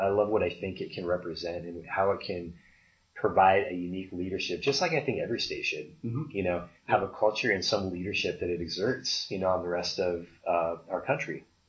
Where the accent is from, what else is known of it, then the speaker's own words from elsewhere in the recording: Oregon, United States; now in Arizona; I was from Oregon, and Oregon's pretty, you know, considered pretty beautiful, but I love Arizona.